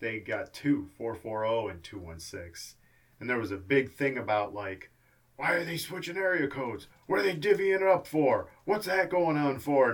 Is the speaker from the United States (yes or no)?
yes; Cleveland, Ohio, United States; Growing up in Cleveland